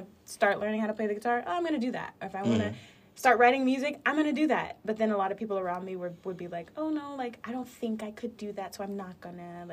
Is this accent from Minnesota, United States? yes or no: yes; Brooklyn Park, Minnesota, United States; also born or lived in Liberia; now in New York, United States; I'm from Brooklyn Park, Minnesota